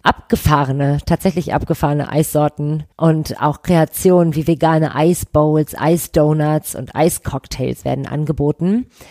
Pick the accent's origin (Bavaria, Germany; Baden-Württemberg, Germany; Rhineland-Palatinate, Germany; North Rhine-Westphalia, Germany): North Rhine-Westphalia, Germany; Düsseldorf; ich bin in Goldsheim aufgewachsen, das ist quasi gegenüber von Oberkassel, auch äh, am Rhein